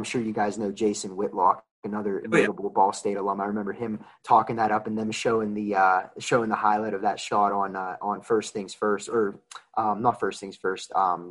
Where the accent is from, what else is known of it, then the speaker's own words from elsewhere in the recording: Pittsburgh, Pennsylvania, United States; I'm born and raised in Pittsburgh, big Pirates fan.